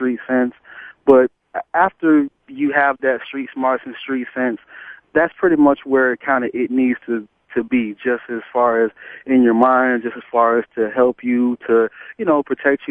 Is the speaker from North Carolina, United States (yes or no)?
no; Atlanta, Georgia, United States; I grew up in Atlanta, and I've lived here most of my life.